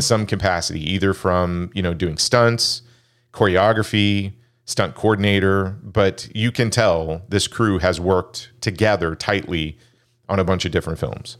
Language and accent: English; United States; an American-born Chinese man